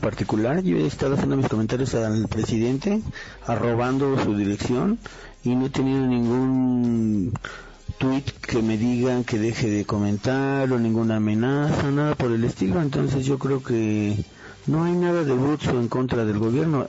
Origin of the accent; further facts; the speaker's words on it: Mexico City, Mexico; los que somos chilangos